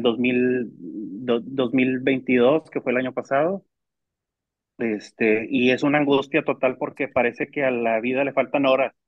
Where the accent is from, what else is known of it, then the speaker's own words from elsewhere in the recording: Mexico; como ciudadanos mexicanos